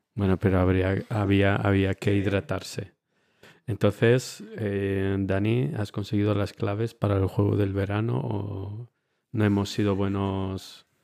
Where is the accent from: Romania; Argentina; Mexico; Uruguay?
Romania; also born or lived in Spain; now in Munich, Germany; yo es que de pequeño en Rumanía